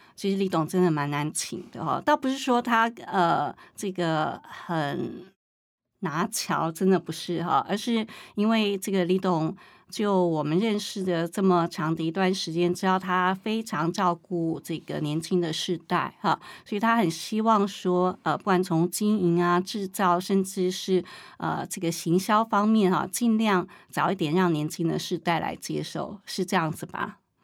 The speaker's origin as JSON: {"language": "Chinese", "region": "Taichung", "country": "Taiwan", "said": "因为我是台中人啊"}